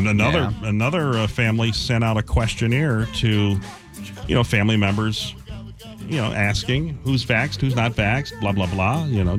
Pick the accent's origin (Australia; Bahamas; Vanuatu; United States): United States; Ohio; we're from Ohio.